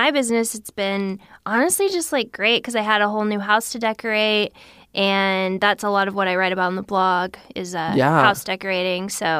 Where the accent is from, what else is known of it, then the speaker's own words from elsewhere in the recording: Missouri, United States; Yes. Yeah. {S1} Whoa. {S2} Yeah. So we never thought we would leave, and we love Missouri